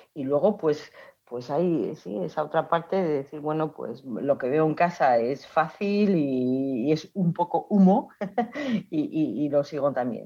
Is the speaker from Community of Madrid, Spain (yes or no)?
no; Oviedo, Asturias, Spain; moved away; nací en Oviedo, em, estudié en las Teresianas